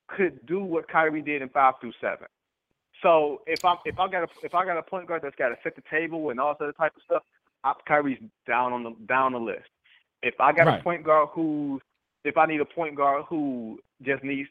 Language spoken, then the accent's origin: English; Detroit, Michigan, United States; I grew up in Detroit